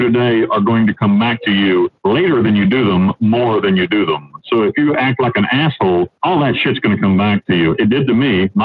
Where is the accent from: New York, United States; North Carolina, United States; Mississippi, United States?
North Carolina, United States; moved away as an adult; now in Panama; I was a young kid living in back in North Carolina with my family.